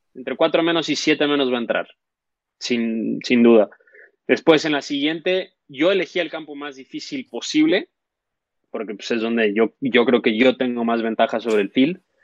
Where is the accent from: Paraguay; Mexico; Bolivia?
Mexico